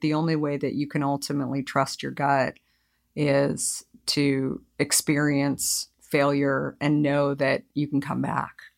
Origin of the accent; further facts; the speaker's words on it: Arizona, United States; moved away as an adult; also born or lived in New York; I grew up in Arizona